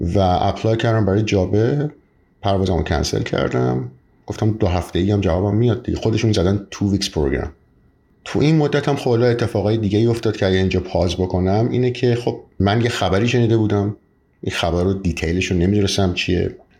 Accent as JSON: {"language": "Persian", "country": "Iran", "tie": "born or raised there", "moved": "as an adult", "lives_now": "Canada"}